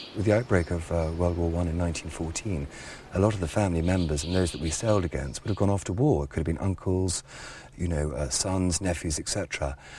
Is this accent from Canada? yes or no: no; Ireland; we're Irish